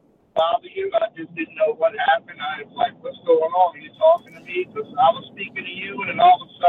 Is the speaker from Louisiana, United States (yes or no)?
yes; Louisiana, United States; now in Jacksonville, United States; No, I live in Florida. Definitely. I'm from Louisiana. I live in Florida.